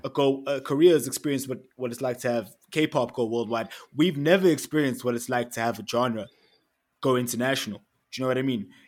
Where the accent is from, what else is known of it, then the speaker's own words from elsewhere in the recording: Eswatini; now in Johannesburg, South Africa; I'm from Eswatini. I grew up in Eswatini.